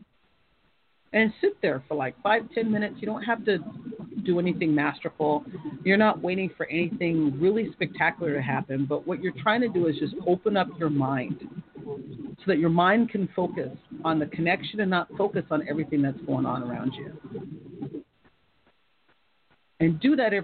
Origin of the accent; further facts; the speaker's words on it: United States; I'm American